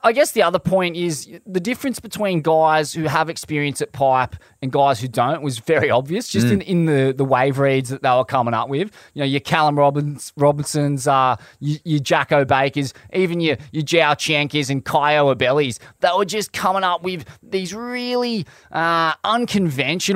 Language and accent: English; Australia; an Australian surfer